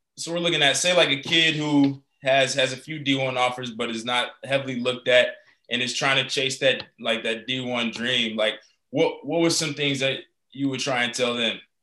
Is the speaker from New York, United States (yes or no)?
no; Colorado, United States; we're being from Colorado